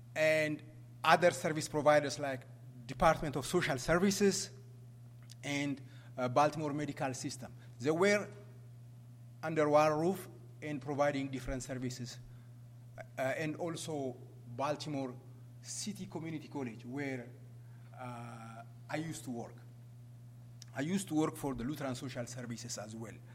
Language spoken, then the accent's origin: English; Ethiopia; moved away as an adult; now in United States; I came from that country, but I ran away from that country because I was, uh, I was chased by, you know, uh, dictators in, in my country. Uh, I came to the U.S.